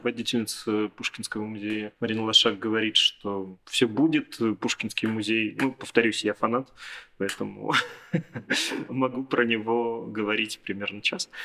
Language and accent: Russian; Perm, Perm Krai, Russia; как пермяк